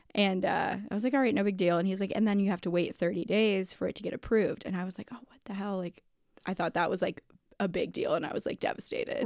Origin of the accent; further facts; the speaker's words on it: Toledo, Ohio, United States; I grew up in Toledo